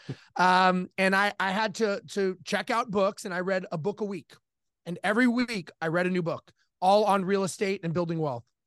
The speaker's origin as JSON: {"language": "English", "town": "Los Angeles", "region": "California", "country": "United States", "tie": "born or raised there", "said": "I grew up in Los Angeles, born and raised"}